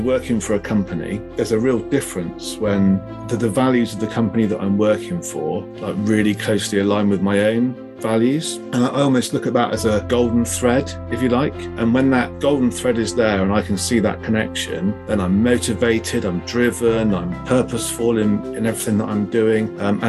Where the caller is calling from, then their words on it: South West England, United Kingdom; Hi, I'm down in Devon today.